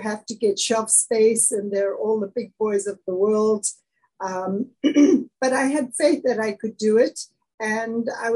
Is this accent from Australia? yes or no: no; East London, Eastern Cape, South Africa; now in United States; So I was born and raised in the Eastern Cape of South Africa, a city called East London.